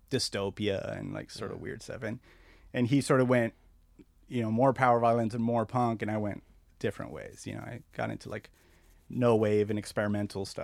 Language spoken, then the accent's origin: English; La Puente, California, United States; also born or lived in Azusa / Covina / West Covina / Argentina; So mostly, I grew up in La Puente, Azusa, Covina, West Covina. We moved around a lot, and then uh, we moved to Argentina. My family's from Argentina, so.